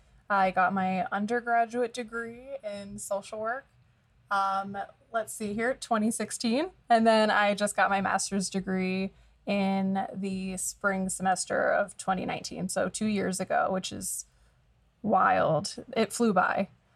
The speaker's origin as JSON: {"language": "English", "region": "New Jersey", "country": "United States", "also_born_or_lived": "Pennsylvania", "lives_now": "Arizona, United States", "said": "like you mentioned. I'm originally from New Jersey. I went to high school in Pennsylvania, and moved to Arizona."}